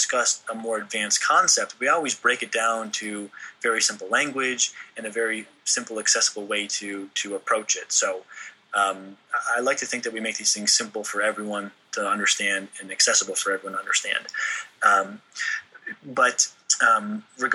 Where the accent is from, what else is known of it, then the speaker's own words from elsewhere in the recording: New England, United States; moved away; I grew up in New England